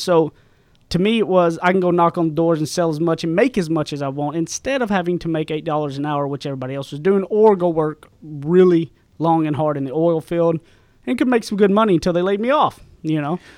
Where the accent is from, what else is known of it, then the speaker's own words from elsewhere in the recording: East Texas, United States; accent: Southern; I come from East Texas, way out in the sticks. I graduated public high school with twenty-three people. I grew up with a phenomenal mom and dad